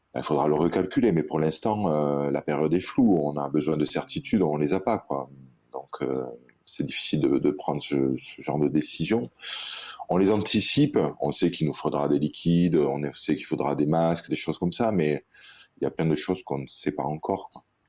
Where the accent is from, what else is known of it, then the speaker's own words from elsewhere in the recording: Réunion; chez nous à la Réunion